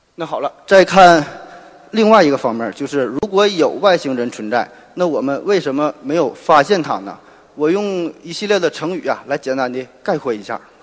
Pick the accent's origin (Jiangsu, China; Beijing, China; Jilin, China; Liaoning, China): Liaoning, China; Shenyang; accent: Northeastern; 我来自东北沈阳，所以说话这个口音可能会浓重一些